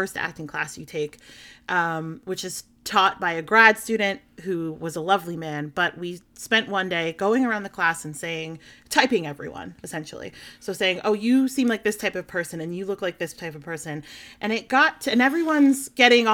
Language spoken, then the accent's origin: English; outside of Philadelphia, Pennsylvania, United States; now in New Jersey, United States; I grew up outside of Philadelphia